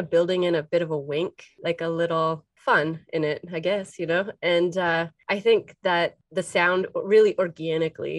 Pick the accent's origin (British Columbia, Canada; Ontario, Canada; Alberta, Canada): Ontario, Canada; Windsor; I'm from Windsor, and I spent a lot of time in Detroit